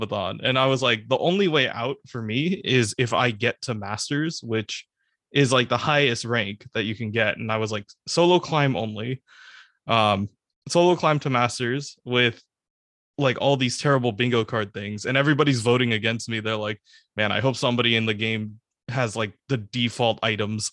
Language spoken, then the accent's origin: English; the Bay Area, California, United States; I'm from the Bay